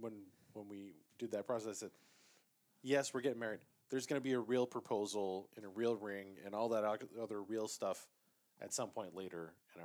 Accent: New England, United States; where we grew up in New England.

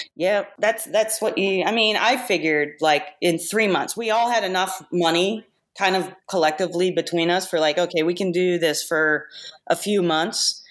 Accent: Peoria, Illinois, United States; moved away as an adult; now in Los Angeles, United States; I grew up in Illinois

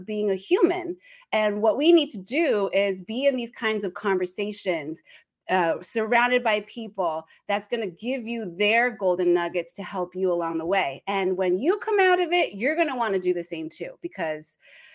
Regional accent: New Jersey, United States; now in Los Angeles, United States; I started off being the firstborn to Taiwanese immigrants in New Jersey, East Coast.

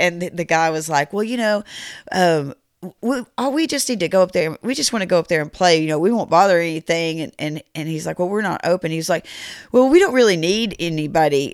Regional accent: Rockford, United States; I'm from Rockford

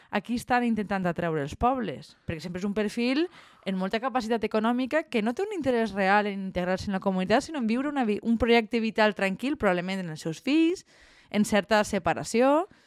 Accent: Valencian-speaking village, Valencian Community, Spain; en el meu poble n'hi hagi tants estrangers i que no sàpiguen parlar valencià

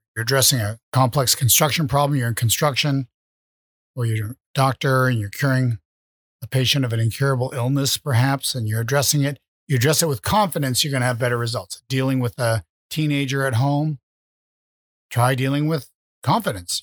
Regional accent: Vermont, United States; I was raised in Vermont

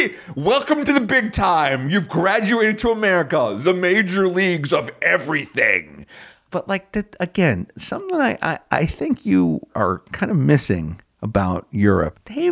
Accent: United States; But I'm an American, so I really don't care.

